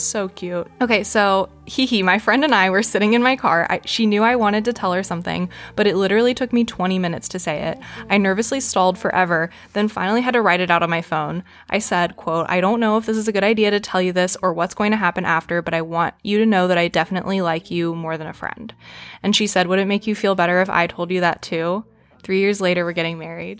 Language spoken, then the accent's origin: English; the South, United States; growing up in the South